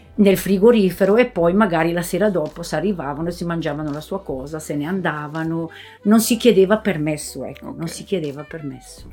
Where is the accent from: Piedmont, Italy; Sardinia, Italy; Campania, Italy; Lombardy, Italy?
Lombardy, Italy; Bolgare; sono di Bolgare